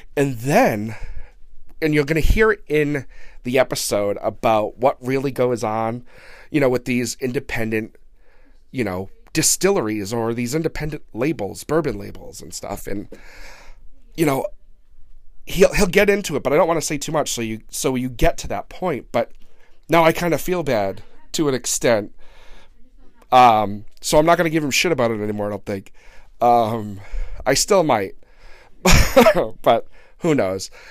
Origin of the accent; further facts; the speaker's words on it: Blackstone, Massachusetts, United States; my hometown of Blackstone, Massachusetts